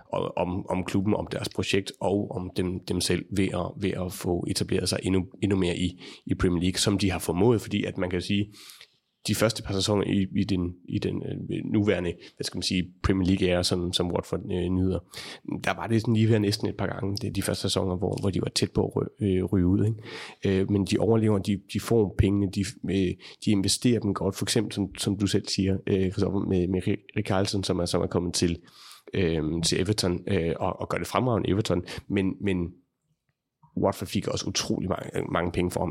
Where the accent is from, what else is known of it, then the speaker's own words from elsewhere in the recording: Denmark; som dansker, mens jeg arbejder derovre